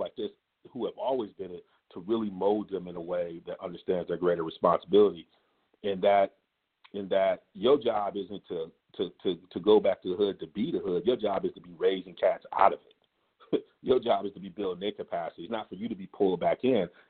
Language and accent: English; Ann Arbor, Michigan, United States; I grew up in Ann Arbor, Michigan